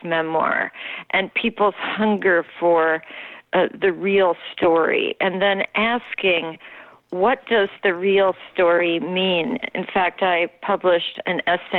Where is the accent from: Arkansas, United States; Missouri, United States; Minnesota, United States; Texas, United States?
Minnesota, United States; moved away as an adult; also born or lived in Norway / New York City; I came from Minnesota, where I had grown up almost exclusively, with a few years in Norway because my mother is Norwegian